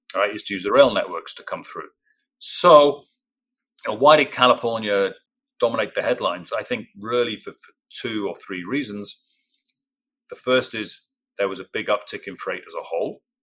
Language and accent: English; Cardiff, Wales, United Kingdom; accent: English; moved away as an adult; also born or lived in Birmingham / Singapore / Dubai / Rotterdam; now in Norfolk, United States; I grew up in South Wales in a city called Cardiff